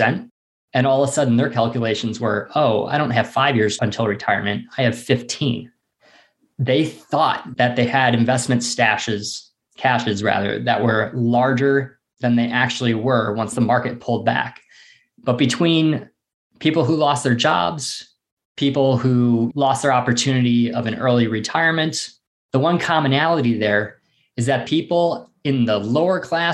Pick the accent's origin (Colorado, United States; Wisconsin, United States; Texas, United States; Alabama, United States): Wisconsin, United States; Janesville; I'm from Janesville, Wisconsin. It's a town of about 63,000 people